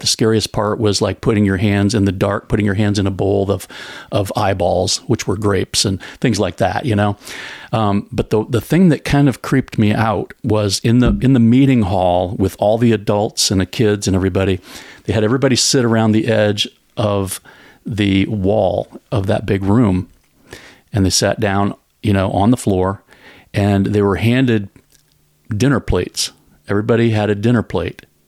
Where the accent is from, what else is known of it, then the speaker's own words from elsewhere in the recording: United States; as American Christians